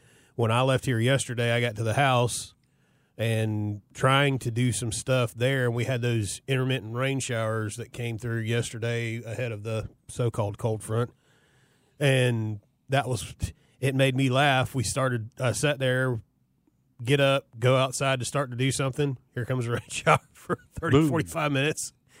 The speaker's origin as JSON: {"language": "English", "region": "Florida", "country": "United States", "said": "I'm from Florida."}